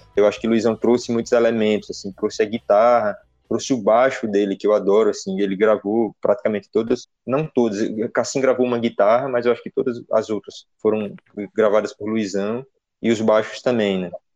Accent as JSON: {"language": "Portuguese", "town": "Petrolina", "region": "Pernambuco", "country": "Brazil", "said": "eu sou de Petrolina"}